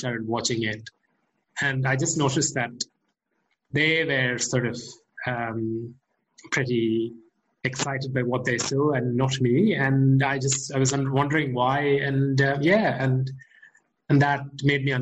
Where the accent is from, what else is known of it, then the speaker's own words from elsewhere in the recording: India; moved away as an adult; now in Melbourne, Australia; I'm originally from India